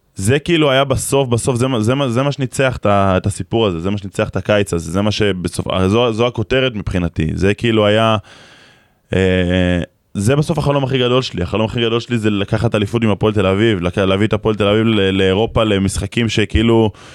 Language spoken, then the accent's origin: Hebrew; near Kfar Vradim / Nahariya, Northern District, Israel; גדלנו אחד ליד השני, אני בקשר הזיו, הוא בכפר ורדים, זה 20 דקות